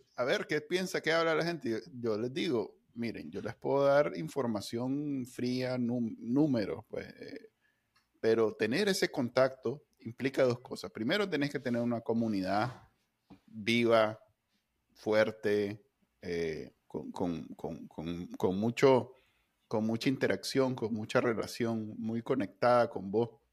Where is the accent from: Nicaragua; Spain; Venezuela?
Nicaragua